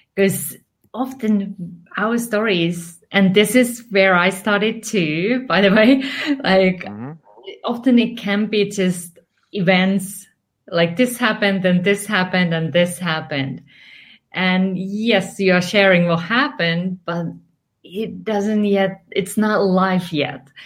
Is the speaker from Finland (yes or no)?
yes; Finland; English is a second language; moved away; I'm originally from Finland.